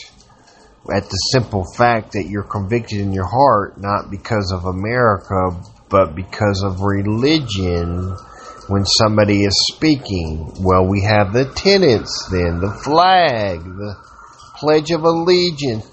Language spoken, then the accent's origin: English; Georgia, United States; a Georgian who is an American